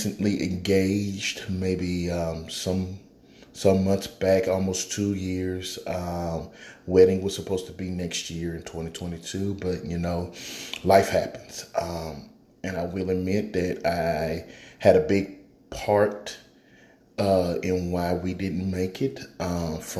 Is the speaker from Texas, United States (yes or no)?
yes; Houston, Texas, United States; I was born and raised in Houston, from Houston, Texas. So I'm a Southern boy.